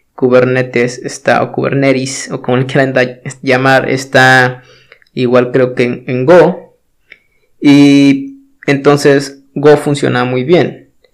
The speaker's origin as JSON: {"language": "Spanish", "country": "Mexico", "said": "yo soy de México"}